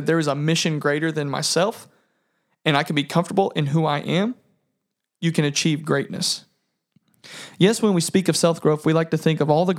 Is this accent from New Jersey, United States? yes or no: no; Indiana, United States; I'm from Southern Indiana, and I work at a feed mill. I'm around farming all of the time.